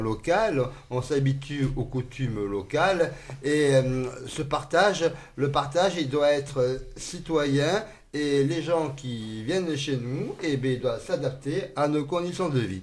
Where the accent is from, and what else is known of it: France